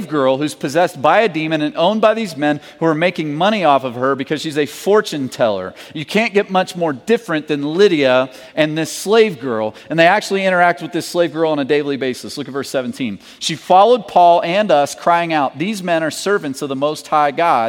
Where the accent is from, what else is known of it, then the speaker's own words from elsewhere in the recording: Kentucky, United States; moved away; I'm from Kentucky.